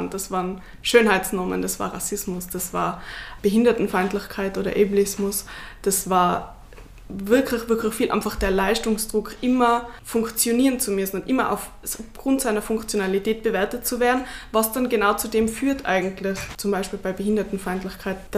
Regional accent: Tyrol, Austria; Also meine Eltern und Großeltern würden das verleugnen, weil natürlich bin ich wie jedes Kind in Tirol oder fast jedes Kind in Tirol mit drei auf die Ski gestanden.

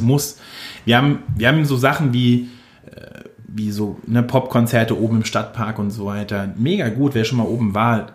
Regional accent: Mainz, Rhineland-Palatinate, Germany; also born or lived in Wiesbaden / Nierstein; ich komme aus Mainz und finde Mainz geil

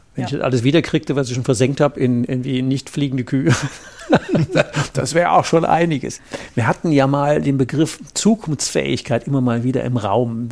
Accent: Rhineland, Germany; bei uns im Rheinland

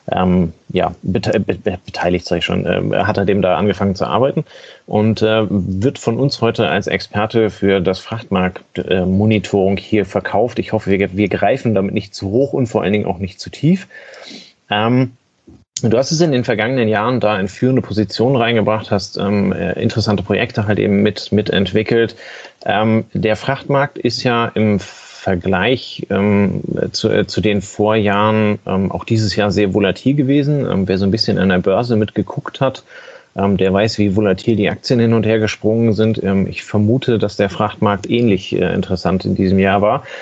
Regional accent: Northern Germany, Germany; Das kann ich sehr begrüßen als Norddeutscher.

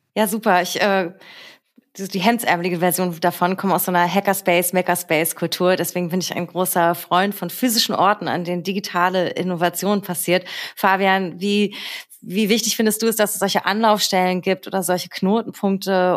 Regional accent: Berlin, Germany; born or raised there

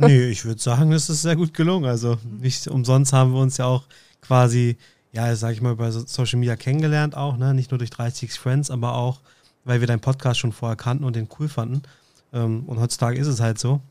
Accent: Northern Germany, Germany; Ich komme aus dem Norden

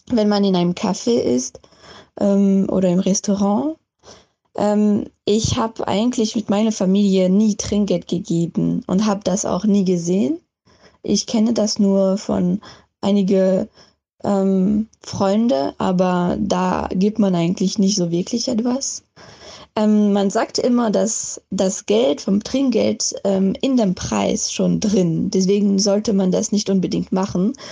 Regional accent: France; ich komme ursprünglich aus Frankreich. Ich bin auch da aufgewachsen

